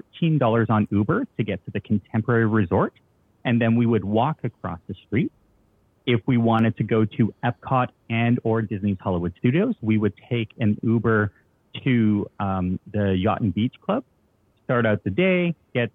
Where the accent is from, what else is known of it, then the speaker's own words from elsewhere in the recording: Toronto, Ontario, Canada; I'm from Toronto.